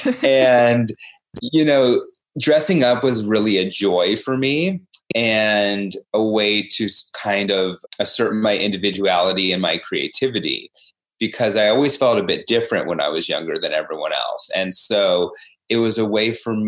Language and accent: English; San Diego, California, United States; moved away as an adult; also born or lived in Seattle / New York; I went back and forth from San Diego, my hometown, to Seattle, where I was going to college